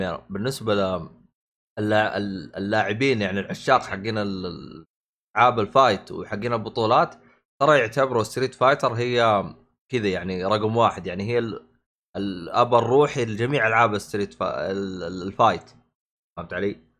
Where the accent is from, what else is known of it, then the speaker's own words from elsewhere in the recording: Saudi Arabia; للسعودية إحنا عندنا